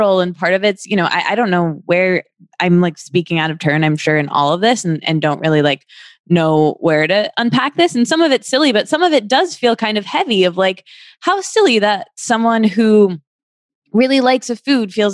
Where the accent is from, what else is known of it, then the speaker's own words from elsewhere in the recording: Michigan, United States; I'm from the Midwest. And where in the Midwest? I'm from Michigan.